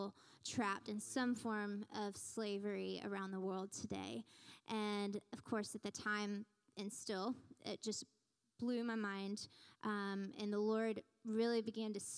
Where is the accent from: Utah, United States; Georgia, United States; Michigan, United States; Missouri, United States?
Georgia, United States; Newnan; now in Smyrna, United States; I was born and raised in Noonan